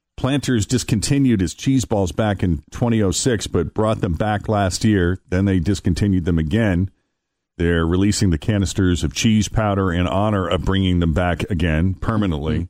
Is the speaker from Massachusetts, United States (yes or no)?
yes; Massachusetts, United States; moved away as an adult; also born or lived in Florida / California; now in Ohio, United States; my home state of Massachusetts